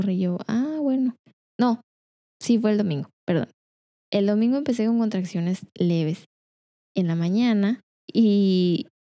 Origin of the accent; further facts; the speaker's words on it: Culiacán, Sinaloa, Mexico; also born or lived in La Paz; nací en Culiacán, estuve siete años ahí y ahí estuvimos, yo creo que me tocó a mí en, una casa y luego después en La Paz estuvimos como en cinco casas y luego después me vine para acá